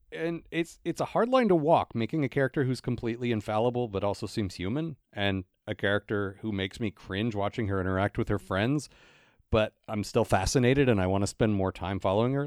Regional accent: United States; growing up in America

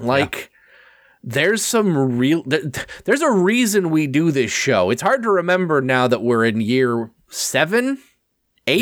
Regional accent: Canada; as a Canadian

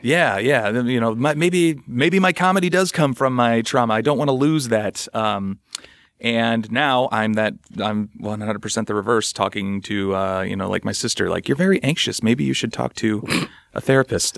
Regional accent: St. Louis, Missouri, United States; I'm from the Midwest as well, Saint Louis area

